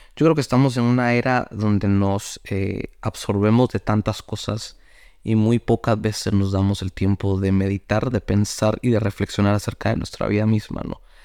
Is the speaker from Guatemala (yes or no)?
yes; Guatemala; yo soy de Guatemala, un país que es cafetalero